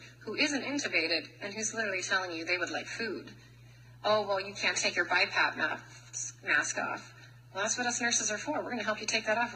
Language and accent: English; United States